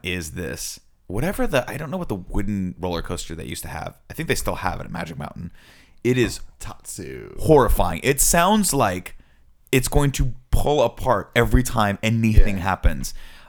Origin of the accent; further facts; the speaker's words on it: Southern California, United States; I grew up in Southern California